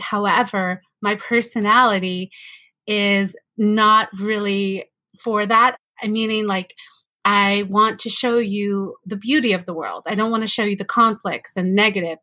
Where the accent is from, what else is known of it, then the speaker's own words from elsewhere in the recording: California, United States; also born or lived in Mexico City, Mexico; I was born in California